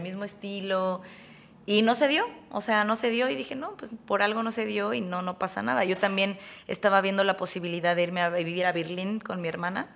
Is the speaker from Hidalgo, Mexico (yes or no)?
no; Tuxtla Gutiérrez, Chiapas, Mexico; now in Mexico City, Mexico; yo vengo también de Chiapas. Yo soy chiapaneca